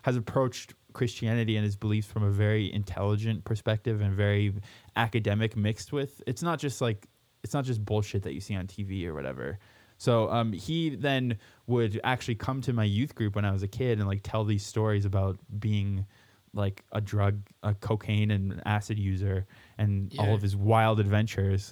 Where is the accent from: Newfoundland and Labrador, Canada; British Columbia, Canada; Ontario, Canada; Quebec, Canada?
British Columbia, Canada; Abbotsford; moved away as an adult; also born or lived in Winnipeg, Manitoba / Scotland; now in Alberta, Canada; when I was in high school in Abbotsford outside of Vancouver, where I guess I say I grew up in Vancouver, but it was really... about an hour east of there in a really shitty place called Abbotsford